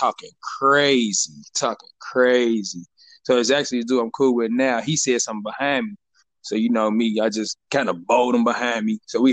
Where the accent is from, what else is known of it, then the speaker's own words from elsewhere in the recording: St. Louis, Missouri, United States; I'm from St. Louis. Stayed out in the city for a while. Grew up playing in Herb Hoover and Matthew Dickey